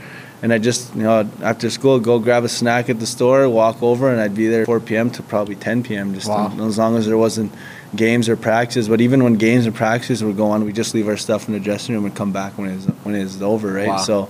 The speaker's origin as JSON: {"language": "English", "region": "Saskatchewan", "country": "Canada", "tie": "born or raised there", "said": "Growing up, like, I was always, like, back home, they would just leave the rink open"}